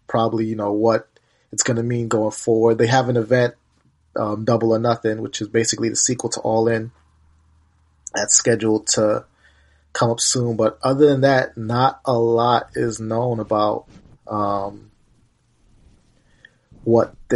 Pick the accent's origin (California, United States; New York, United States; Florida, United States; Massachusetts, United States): New York, United States; I grew up in New York